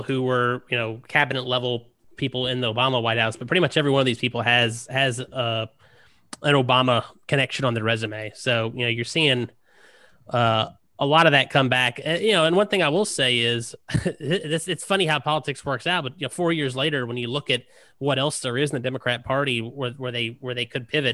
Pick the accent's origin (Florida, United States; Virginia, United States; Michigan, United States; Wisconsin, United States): Virginia, United States; Richmond; moved away; the area I grew up in Richmond, Virginia